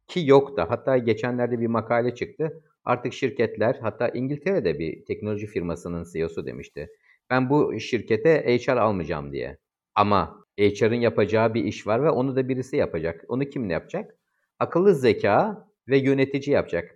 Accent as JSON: {"language": "Turkish", "region": "İzmir", "country": "Turkey", "said": "ben İzmirliyim."}